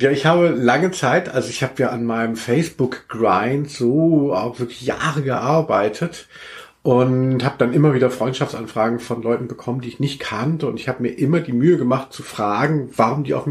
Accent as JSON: {"language": "German", "region": "Southern Germany", "country": "Germany", "lives_now": "Cologne, Germany", "said": "Gell, dass man merkt, ich komme eigentlich aus Süddeutschland."}